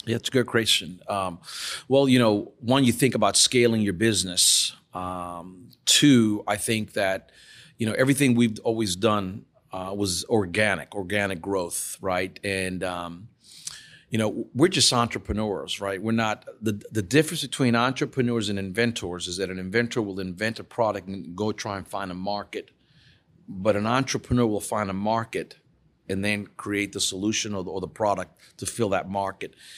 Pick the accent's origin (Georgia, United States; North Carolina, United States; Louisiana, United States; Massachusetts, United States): Louisiana, United States; New Orleans; I'm born and raised in New Orleans